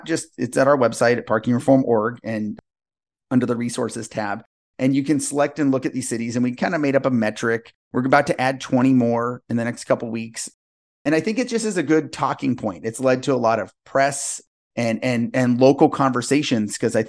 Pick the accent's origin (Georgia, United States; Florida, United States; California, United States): California, United States; Los Angeles; now in Portland, United States; I'm from Los Angeles, so I would go down for Thanksgiving